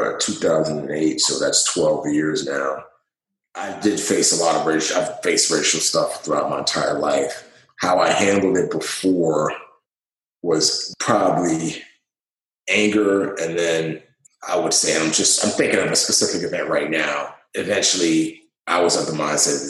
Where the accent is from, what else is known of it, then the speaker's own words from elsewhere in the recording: New York City, New York, United States; moved away as an adult; also born or lived in Nigeria; being born in Nigeria and riches and wealth and then losing everything. My father dying and moving to New York City and growing up in the Bronx